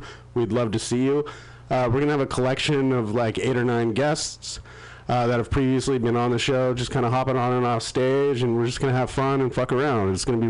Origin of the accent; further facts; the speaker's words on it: Danville, California, United States; also born or lived in Walnut Creek; we're both from Danville